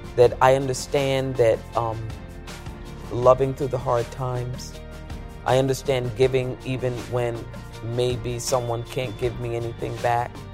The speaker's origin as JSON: {"language": "English", "town": "Central Falls", "region": "Rhode Island", "country": "United States", "also_born_or_lived": "New York", "moved": "yes", "said": "I came to New York from Central Falls, Rhode Island"}